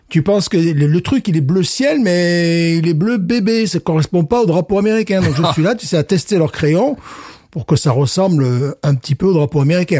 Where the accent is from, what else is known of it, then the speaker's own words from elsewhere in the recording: France; now in Louisiana, United States; je suis français